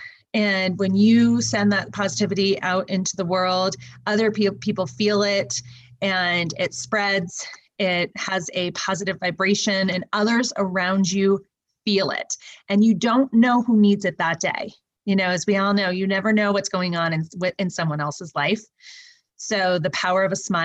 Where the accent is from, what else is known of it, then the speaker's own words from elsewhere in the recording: California, United States; because I'm from California